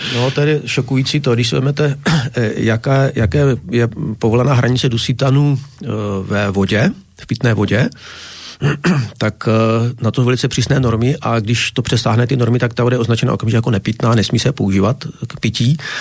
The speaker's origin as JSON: {"language": "Czech", "region": "Bohemia", "country": "Czechia", "said": "jsem z Čech, to poznáte podle řeči."}